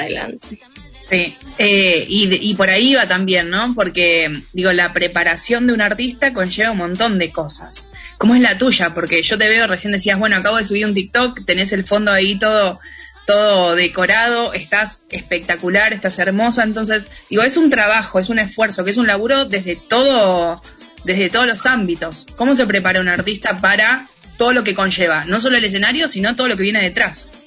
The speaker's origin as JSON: {"language": "Spanish", "country": "Argentina", "said": "Yo soy de Argentina, la radio está en Argentina"}